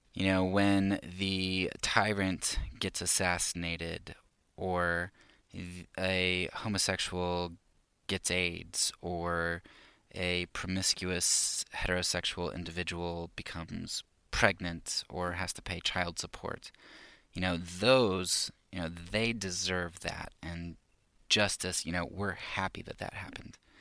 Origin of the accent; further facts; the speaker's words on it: United States; as American conservative Christians